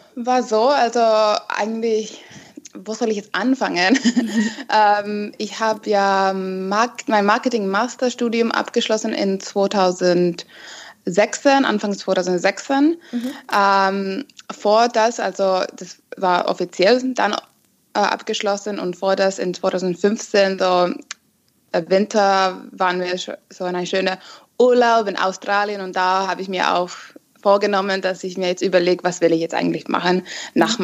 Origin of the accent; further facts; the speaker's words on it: Finland; now in Munich, Germany; ich komme ursprünglich aus Finnland mhm. und ja, keine Ahnung, bin 29 Jahre alt und wohne gerade in Deutschland in München